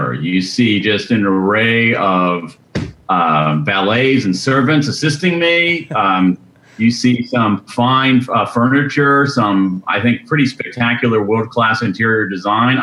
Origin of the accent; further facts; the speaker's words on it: Central Ohio, United States; I grew up in Central Ohio